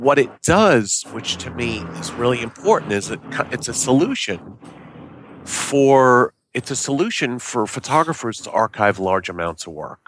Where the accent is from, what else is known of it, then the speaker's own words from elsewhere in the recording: New York, United States; moved away; also born or lived in Boston / Los Angeles; I know my Yiddish 'cause I grew up in New York.